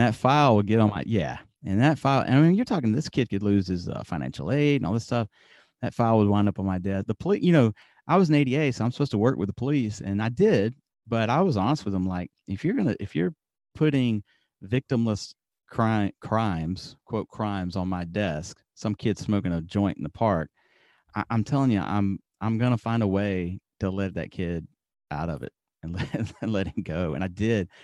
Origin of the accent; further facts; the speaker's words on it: Alabama, United States; moved away as an adult; also born or lived in Tokyo, Japan; now in Yamaguchi, Japan; I grew up in Alabama